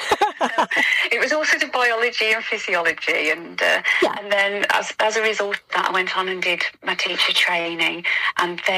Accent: Tamworth, West Midlands, United Kingdom; now in Cannock, United Kingdom; I am a Staffordshire lass, but I was born and raised in Tamworth

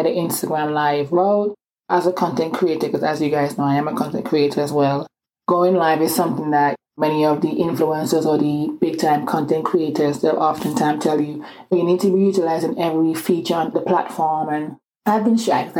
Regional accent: Antigua & Barbuda; accent: island accent; also born or lived in England; now in Atlanta, United States; I was born in England, but I grew up in this small Caribbean island called Antigua.

